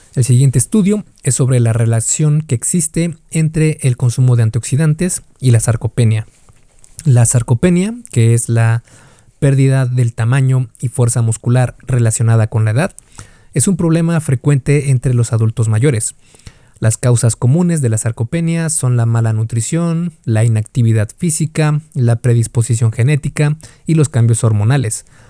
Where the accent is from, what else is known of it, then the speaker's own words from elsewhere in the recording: Mexico; Yo soy de México